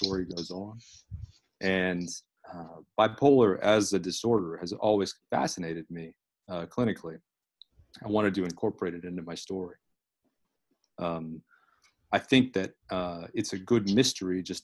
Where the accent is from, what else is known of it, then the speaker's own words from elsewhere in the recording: Fort Myers, Florida, United States; I grew up in South Florida, in Fort Myers, Florida, Southwest Florida